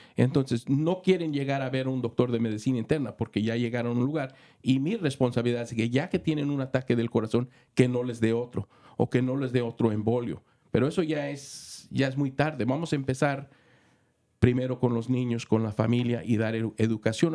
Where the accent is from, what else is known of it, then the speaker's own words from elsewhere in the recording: Mexico; also born or lived in Los Angeles, United States / Santa Clara, United States / Santa Cruz, United States / Michigan, United States; now in Marin County, United States; Soy mexicano, viví en Los Ángeles, estudié en Los Ángeles, fui a las escuelas eh, de secundaria en, en Santa Clara